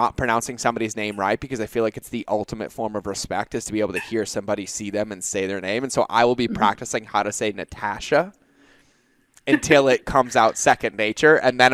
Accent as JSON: {"language": "English", "town": "Boston", "region": "Massachusetts", "country": "United States", "tie": "born or raised there", "also_born_or_lived": "South Carolina / California / North Carolina / Hawaii", "said": "I grew up in Boston, right? So like I can go hoopak the cod, like it's all there. But when I joined the military, I left Boston and went to South Carolina."}